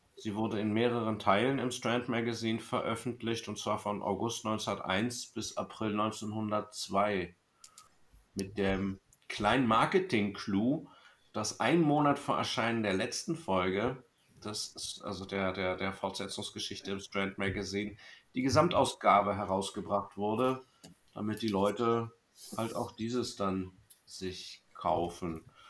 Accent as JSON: {"language": "German", "region": "Berlin", "country": "Germany", "said": "Ich komme aus Berlin, ebenso wie meine Schwester"}